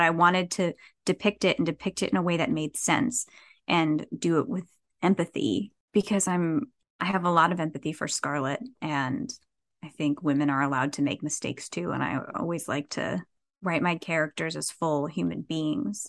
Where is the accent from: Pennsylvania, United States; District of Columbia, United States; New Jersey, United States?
New Jersey, United States; moved away as an adult; also born or lived in New York City / Los Angeles; I was born and raised in Jersey